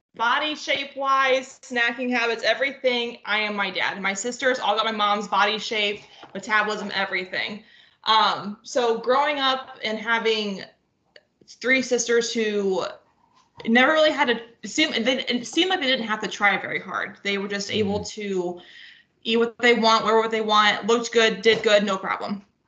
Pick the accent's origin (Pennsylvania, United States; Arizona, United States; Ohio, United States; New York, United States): Ohio, United States; northwest; I am from Ohio, just small town northwest Ohio okay. and um, grew up with three sisters.